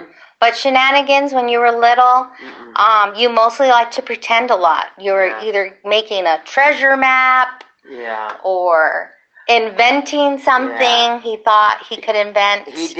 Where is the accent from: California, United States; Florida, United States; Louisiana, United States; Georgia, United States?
California, United States; Lucerne Valley; So unfortunately, I was still talking like I was from Lucerne Valley.